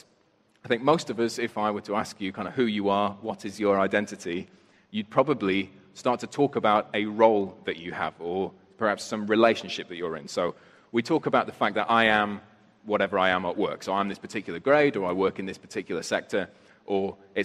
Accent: United Kingdom; I'm British

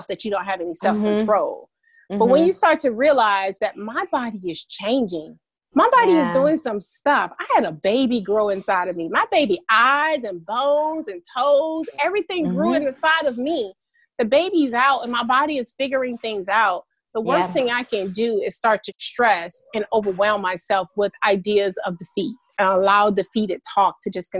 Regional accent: Alabama, United States; now in Atlanta, United States; I'm originally from Alabama, and I am a Southern girl at heart

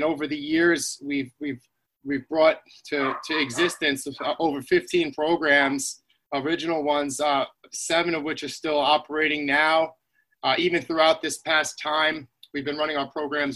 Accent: Islip, New York, United States; I grew up in Long Island in Islip, New York

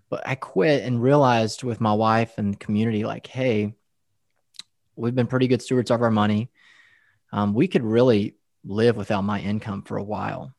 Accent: West Texas, United States; moved away as an adult; also born or lived in Denver, Colorado / Lubbock; now in Dallas, United States; I grew up in West Texas, farmers, cotton fields, oil field workers

